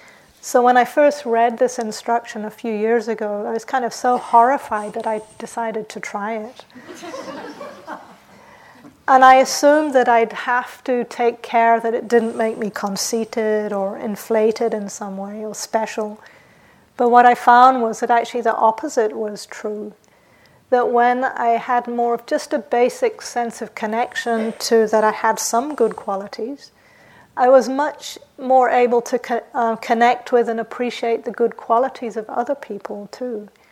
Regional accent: England, United Kingdom; also born or lived in New Zealand; So I grew up in England and New Zealand, and in those countries there's this idea that you shouldn't blow your own trumpet.

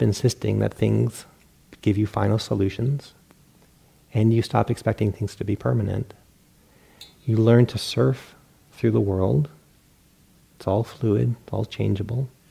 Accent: Rhode Island, United States; I grew up in Rhode Island, and we have this huge internal bay.

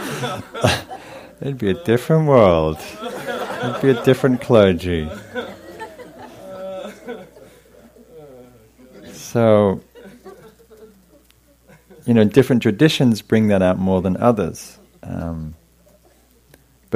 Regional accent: England, United Kingdom; moved away; I was from England

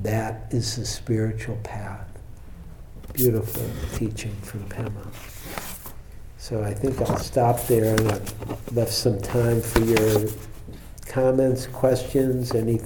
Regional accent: Detroit, Michigan, United States; now in San Francisco, United States; I'm from Detroit

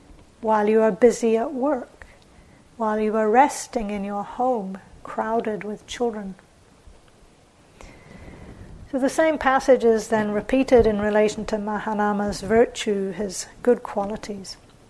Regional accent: England, United Kingdom; born or raised there; also born or lived in New Zealand

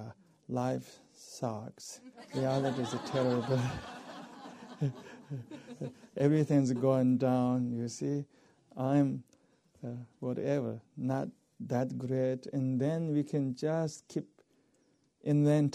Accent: eastern Tibet, China; moved away; my culture is a tea culture. We all are worshippers of tea in Eastern Tibet

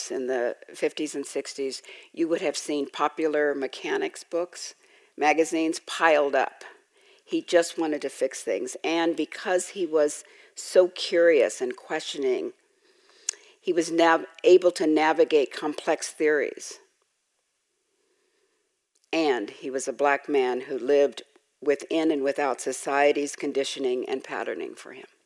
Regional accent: Los Angeles, California, United States; I grew up in Los Angeles in South

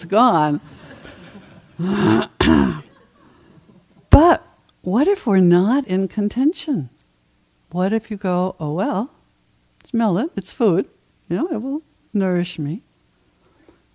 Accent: Maine, United States; moved away; I did a lot of my growing up in Maine

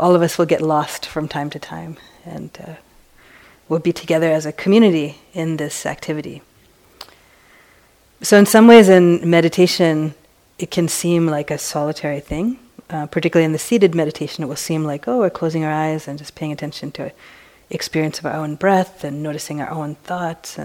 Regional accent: East Coast, United States; now in San Francisco, United States; I've come from San Francisco. But I grew up on the East Coast

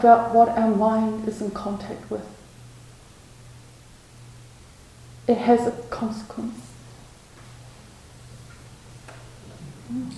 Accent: New Zealand; moved away; my home country, where I hadn't been for a long time

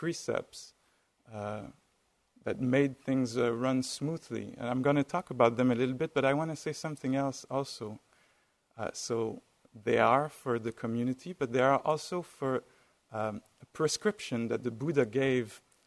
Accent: France; accent: French; with my French accent.

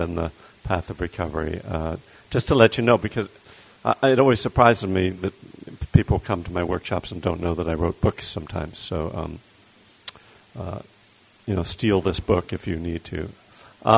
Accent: Bethlehem, Pennsylvania, United States; now in Berkeley, United States; I was born and raised in Bethlehem, Pennsylvania, which is in eastern Pennsylvania, right near the Jersey border.

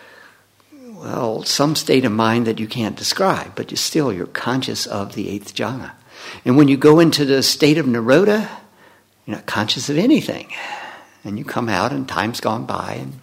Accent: Leland, Mississippi, United States; growing up in Leland, Mississippi

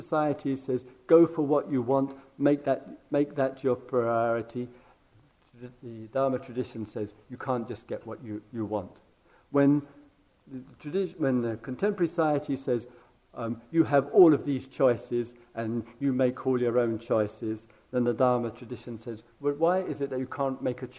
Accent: England, United Kingdom; being English and from the other side of the pond

